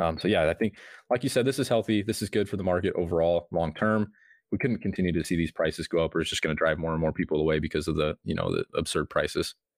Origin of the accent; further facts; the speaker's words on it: Nebraska, United States; I'm from Nebraska